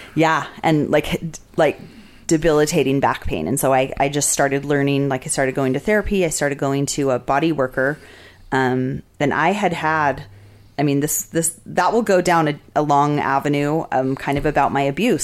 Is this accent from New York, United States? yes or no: no; Las Vegas, Nevada, United States; also born or lived in Salt Lake City, Utah / Washington, District of Columbia, United States; now in Utah, United States; I had like a really um, different experience of Vegas growing up there